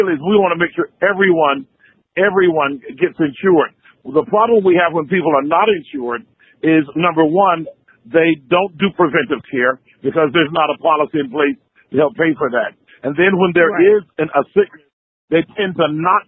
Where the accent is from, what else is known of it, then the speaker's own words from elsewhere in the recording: Waycross, Georgia, United States; We were in Waycross, Georgia. That's my hometown to start.